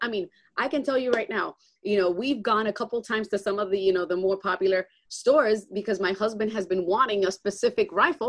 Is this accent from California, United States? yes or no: no; Boston, Massachusetts, United States; I grew up in Boston, a very Democratic city.